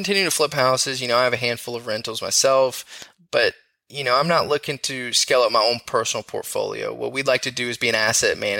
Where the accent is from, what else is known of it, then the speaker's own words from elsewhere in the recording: the South, United States; Growing up in the South